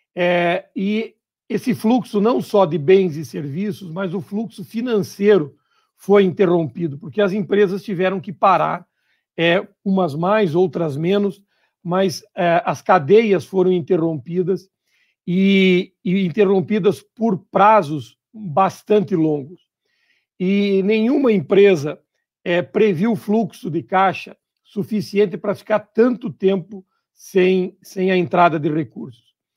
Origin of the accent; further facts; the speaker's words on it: Santa Catarina, Brazil; also born or lived in Paraná; eu sou catarinense